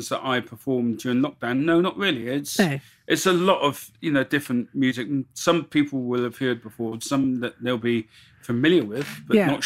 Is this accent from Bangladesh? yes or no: no; Bristol, South West England, United Kingdom; accent: Bristol; moved away as an adult; now in Port Talbot, United Kingdom; I'm originally from Bristol. That's where my accent's from.